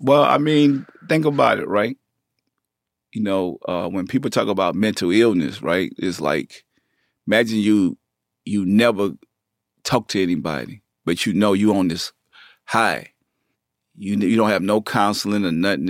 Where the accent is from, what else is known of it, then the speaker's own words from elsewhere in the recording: New Orleans, Louisiana, United States; accent: country; moved away; also born or lived in Bay Area, California / Richmond, California; I'm from New Orleans. So, they knew my accent was different